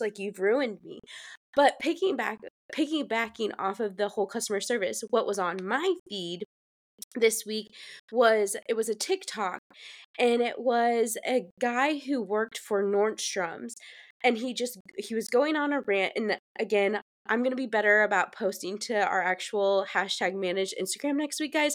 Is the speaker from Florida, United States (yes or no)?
no; Fortville, Indiana, United States; born or raised there; now in Charleston, United States